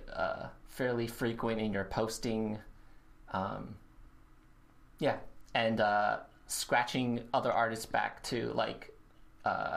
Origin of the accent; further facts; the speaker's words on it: Chicago, Illinois, United States; also born or lived in New York; being a Chicagoan